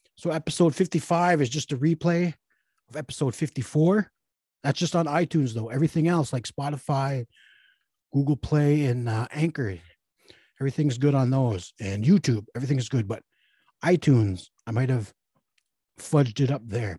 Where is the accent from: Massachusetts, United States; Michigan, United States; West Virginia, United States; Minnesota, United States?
Minnesota, United States; Red Lake; I'm from Red Lake, that's how we talk